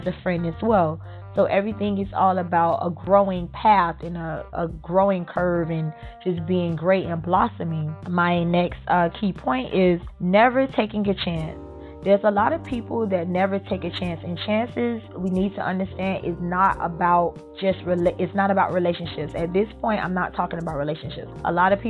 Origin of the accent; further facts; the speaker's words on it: Miami, Florida, United States; I was born and raised here in Miami